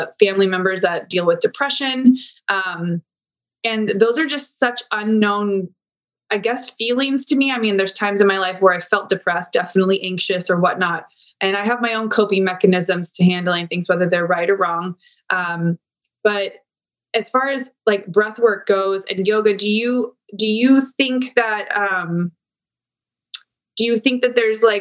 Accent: Santee, California, United States; out in East County where I grew up in Santee

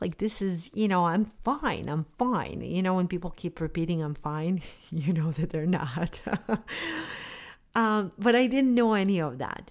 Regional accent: Bosnia & Herzegovina; moved away; I grew up in Bosnia during the war in the nineteen nineties.

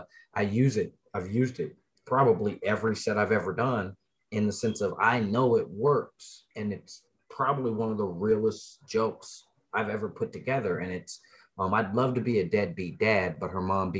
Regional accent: Denver, Colorado, United States; I grew up in East Denver, you know, early 90s, mid 90s

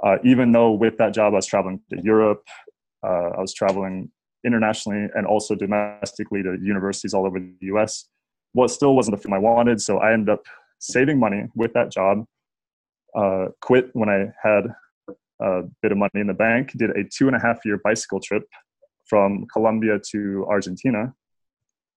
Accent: Nebraska, United States; I grew up in Nebraska.

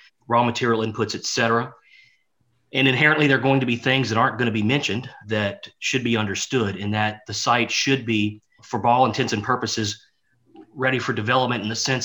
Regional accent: Louisiana, United States; here in my home state of Louisiana

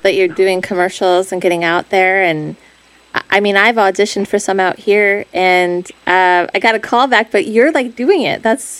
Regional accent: Chicago, Illinois, United States; moved away; I'm from Chicago.

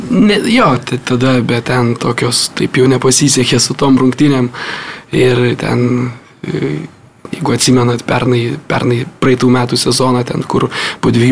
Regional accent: Lithuania; kaip tikras lietuvis

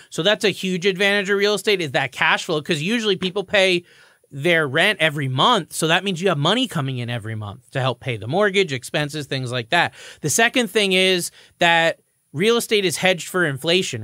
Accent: Florida, United States; now in Connecticut, United States; I'm from Florida

